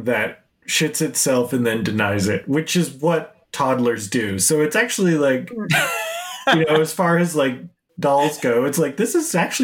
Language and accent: English; Utah, United States; I grew up in Utah where, you know, as soon as you're out of high school, you have a baby.